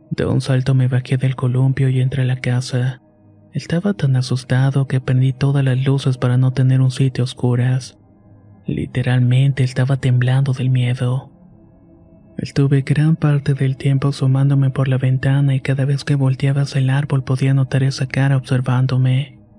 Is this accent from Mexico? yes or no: yes; Puebla, Mexico; Yo soy originario de Puebla y vivo en la ciudad, por lo que me sorprendió mucho este contraste.